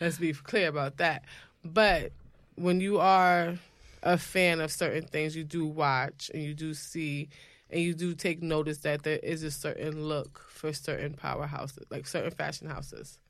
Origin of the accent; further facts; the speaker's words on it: New York, United States; as a New Yorker